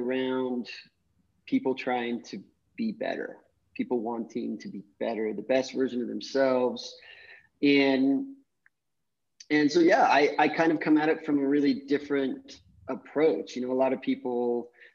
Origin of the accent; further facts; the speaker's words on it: Salt Lake City, Utah, United States; moved away as an adult; now in Costa Rica; I'm from Salt Lake City, Utah, grew up doing a lot of outdoor activities